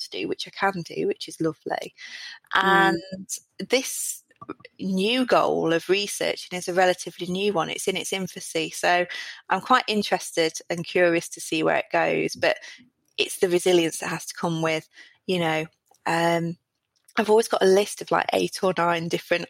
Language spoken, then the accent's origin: English; South Derbyshire, East Midlands, United Kingdom; I'm from South Derbyshire, from a pit village